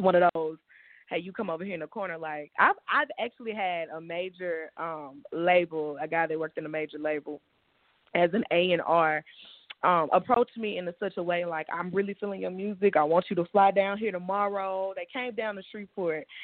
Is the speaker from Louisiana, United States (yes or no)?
yes; Shreveport, Louisiana, United States; my hometown, I'm born and raised in Shreveport. We're northwest Louisiana